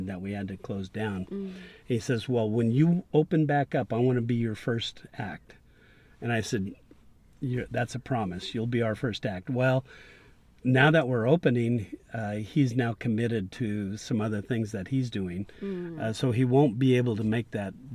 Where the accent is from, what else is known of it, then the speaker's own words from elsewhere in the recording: Santa Monica, California, United States; also born or lived in Inglewood, California; I was actually born in Inglewood, California. So, and I was raised in Santa Monica.